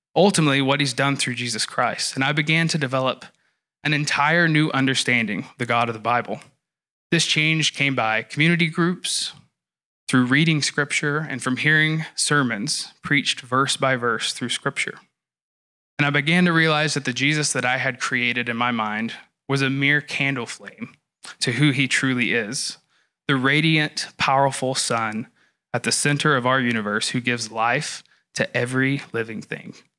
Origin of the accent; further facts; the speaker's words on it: the South, United States; I grew up in the South in a church culture that was heavily emotionally driven.